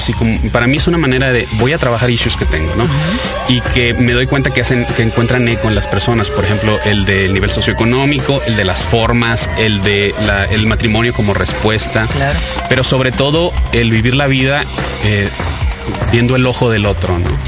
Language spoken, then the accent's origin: Spanish; Sonora, Mexico; moved away as an adult; now in Monterrey, Mexico; yo nací en Sonora y me fui a vivir a, Monterrey eh, a estudiar la carrera y me quedé allá